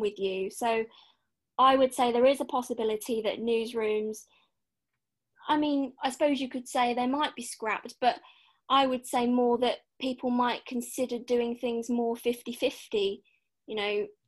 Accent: Norfolk, East of England, United Kingdom; I'm from Norfolk

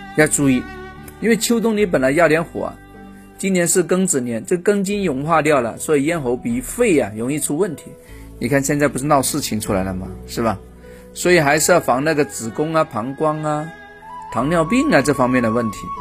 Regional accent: China; 我们中国人

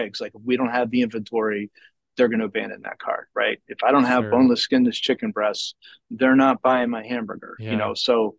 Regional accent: Georgia, United States; and we're from Georgia and Indiana happens to be centralized

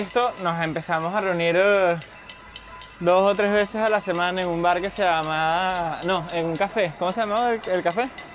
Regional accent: Venezuela; now in Madrid, Spain; para nosotros como venezolanos

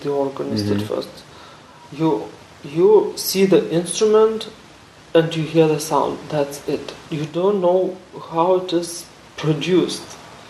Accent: Kaunas, Kaunas County, Lithuania; I'm from Kaunas. I was born in Kaunas.

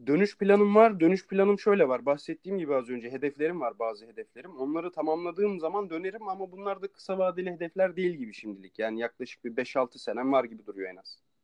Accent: Turkey; moved away; Türkiye diyorum

